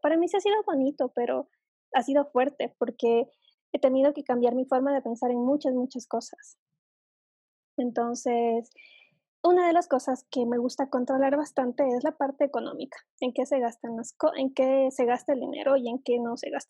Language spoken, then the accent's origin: Spanish; Ecuador; aquí en Ecuador es así